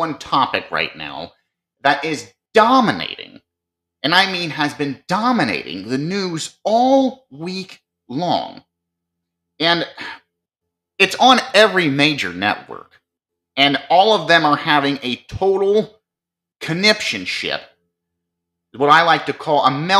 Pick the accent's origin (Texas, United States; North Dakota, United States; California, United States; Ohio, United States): Ohio, United States; Marion; coming to you from my hometown and state, Marion, Ohio